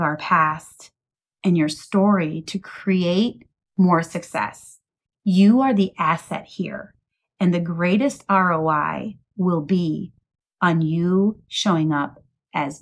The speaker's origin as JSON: {"language": "English", "region": "Midwest", "country": "United States", "tie": "born or raised there", "said": "I was raised in the Midwest"}